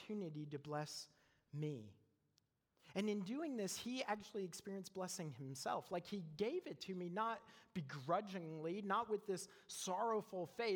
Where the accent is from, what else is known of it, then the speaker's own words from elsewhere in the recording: Canada; moved away as an adult; now in United States; I'm from Canada.